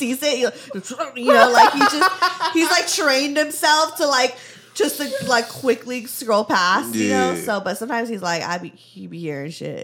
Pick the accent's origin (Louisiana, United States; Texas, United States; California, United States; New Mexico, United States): California, United States; Valley Girl; accent: Valley Girl; my Valley Girl accent